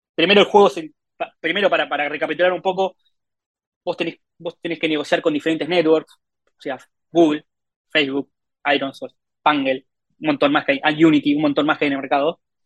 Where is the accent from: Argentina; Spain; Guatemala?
Argentina; soy de Argentina.